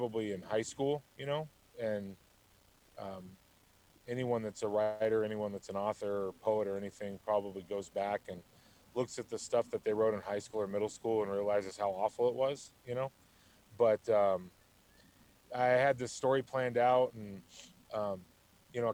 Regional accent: Tucson, Arizona, United States; So I was born and raised in Tucson, Arizona. It's where I still live

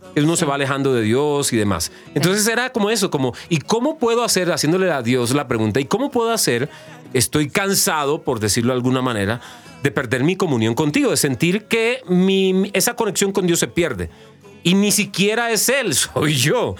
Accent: Colombia; me identifican a mí como colombiano, de dónde vengo

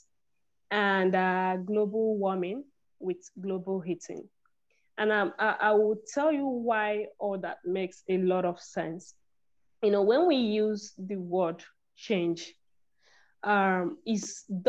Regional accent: Nigeria; I'm from Nigeria.

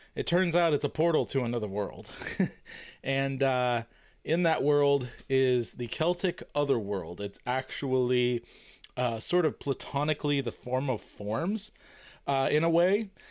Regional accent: United States; being American

